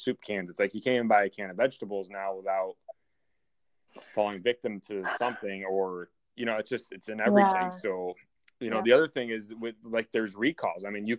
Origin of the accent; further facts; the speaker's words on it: New York, United States; moved away as an adult; now in Iowa, United States; I moved to Iowa from New York